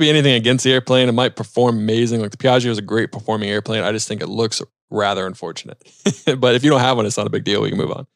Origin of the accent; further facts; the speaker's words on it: Charlotte, North Carolina, United States; I grew up in South Charlotte, flew out of Monroe Airport